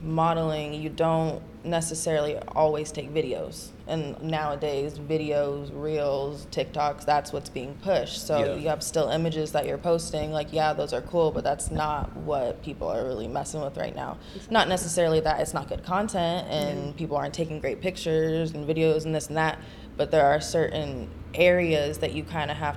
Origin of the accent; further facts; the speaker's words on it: Santa Cruz, California, United States; now in Bay Area, United States; I'm from Santa Cruz, California. Currently live in the Bay.